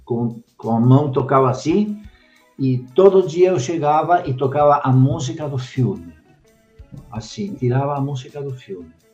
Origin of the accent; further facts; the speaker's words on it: Buenos Aires, Argentina; now in Brazil; desde pequeno, é, eu sou argentino, em Buenos Aires, é, meu pai, minha mãe, eu e minha irmã íamos toda semana no cinema